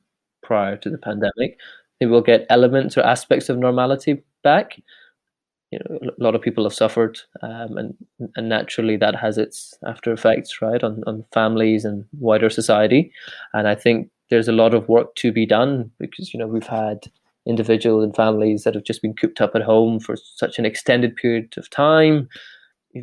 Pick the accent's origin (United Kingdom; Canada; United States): United Kingdom; Glasgow, Scotland; also born or lived in Edinburgh; I come from Glasgow in the South Side, I was born and raised there